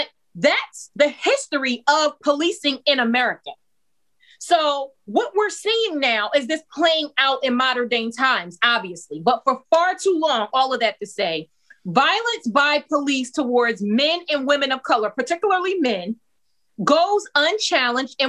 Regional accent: Hillside, New Jersey, United States; the city that I grew up in Hillside, New Jersey.

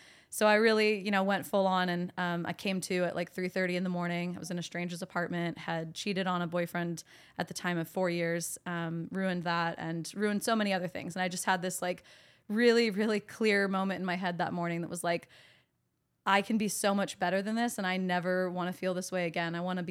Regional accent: Sacramento, California, United States; So I grew up in Sacramento. My parents got divorced when I was pretty young, like 6 years old.

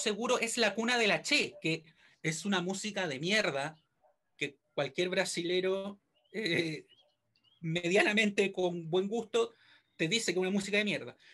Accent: Chile

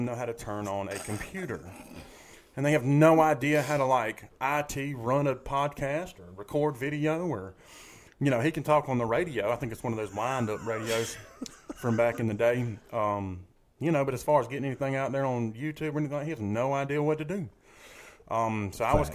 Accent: Macon, Georgia, United States; I grew up in Macon, Georgia.

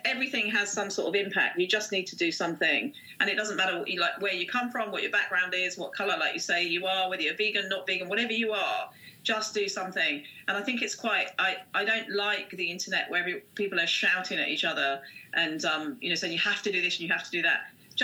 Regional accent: Windlesham, South East England, United Kingdom; I grew up as a child in this area. I was born in Windlesham.

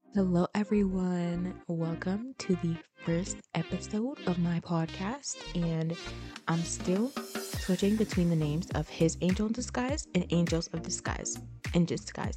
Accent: Florida, United States; also born or lived in Haiti (ancestry); now in Tampa, United States; Although I was born and raised in America, Florida

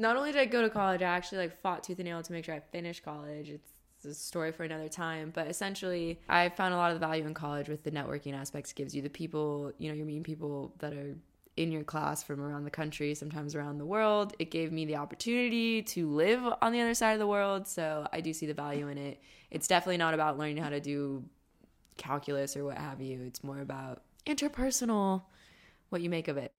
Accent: California, United States; We Californians are raised with the really astronomical high fucking price of rent

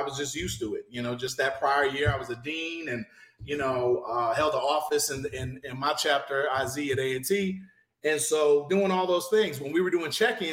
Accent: Fayetteville, North Carolina, United States; I started at Fayetteville State. I did not want to go to Fayetteville State my first year, but money, single income, my dad was, and I'm from, that's my hometown

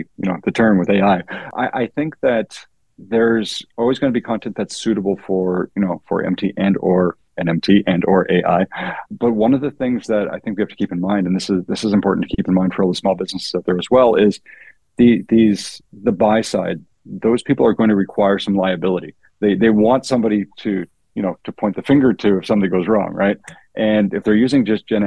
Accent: Canada; being Canadian

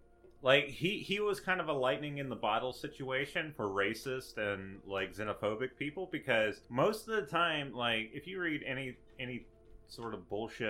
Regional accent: Slidell, Louisiana, United States; It's me, I'm from Slidell, Louisiana.

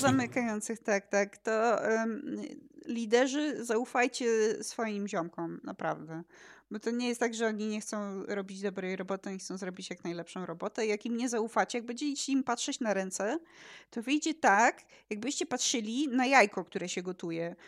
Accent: Poland; urodziłam się w tym państwie naszym polskim. Polski znam

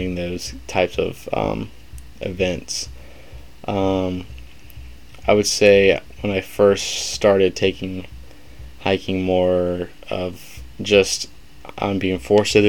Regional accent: Birmingham, Alabama, United States; moved away as an adult; now in Troy, United States; I am from Birmingham, Alabama, kind of middle of the state

